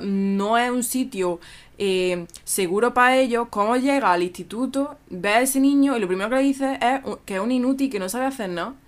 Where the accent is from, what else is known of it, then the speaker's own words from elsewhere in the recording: Spain; si soy de España